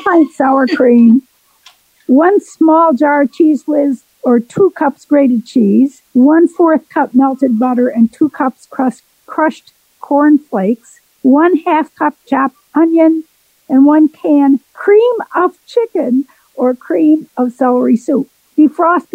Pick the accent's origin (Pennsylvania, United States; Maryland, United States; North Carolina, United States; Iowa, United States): North Carolina, United States; Waynesville; Waynesville, North Carolina